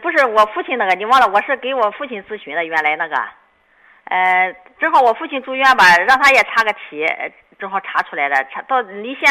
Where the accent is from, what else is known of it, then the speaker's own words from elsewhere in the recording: Weifang, Shandong, China; 我是潍坊的。